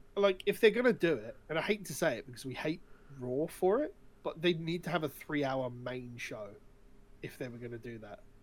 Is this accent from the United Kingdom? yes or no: yes; United Kingdom; we're British individuals